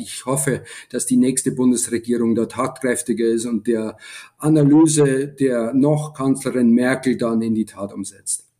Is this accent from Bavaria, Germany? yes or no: yes; Lower Bavaria, Germany; als Deutscher, zumal als Niederbayer